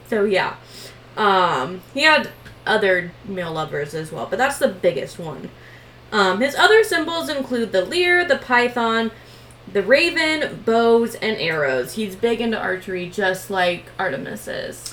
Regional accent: Washington, United States; we're from Washington

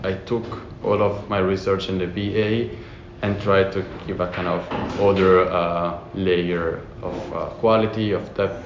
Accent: Italy; moved away as an adult; also born or lived in Florence / Berlin; now in The Hague, Netherlands; I come from Italy

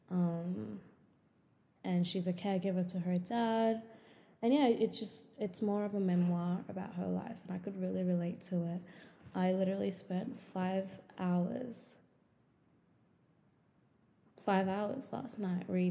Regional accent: Melbourne, Victoria, Australia; I'm 23 years old and I'm from Melbourne, Australia.

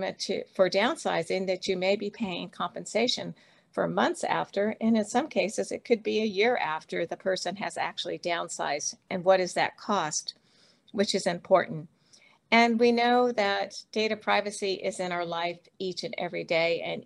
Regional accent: United States; my home country of the US

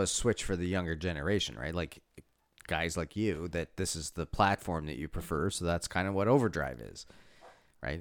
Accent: East Coast, Canada; now in Toronto, Canada; I'm from the East Coast

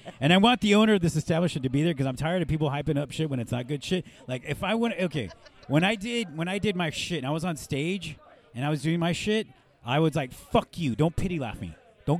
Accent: Chula Vista, California, United States; it was my hometown, a few feet from where I grew up.

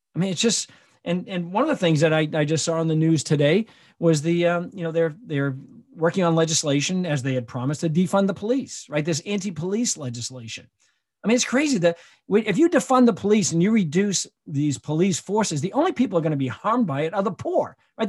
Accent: Michigan, United States; my home state of Michigan

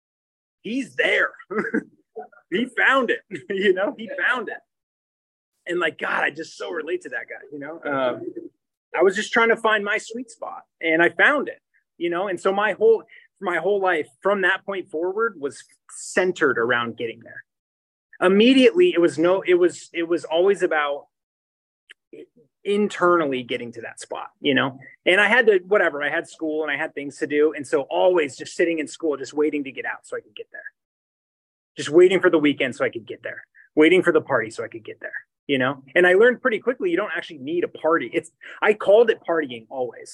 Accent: Poway, California, United States; also born or lived in Oceanside, California; I grew up in Poway, and I was born in Oceanside, and I grew up in Poway

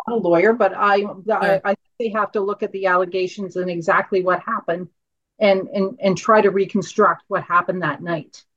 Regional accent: Canada; as a Canadian and as a mum

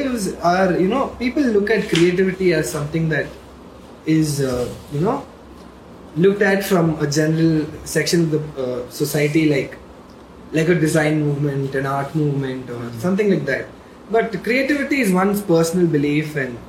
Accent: Bangalore, Karnataka, India; I've been born and brought up in Bangalore

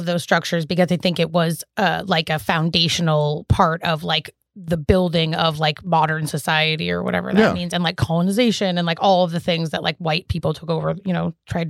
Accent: Canada; I was born in Canada.

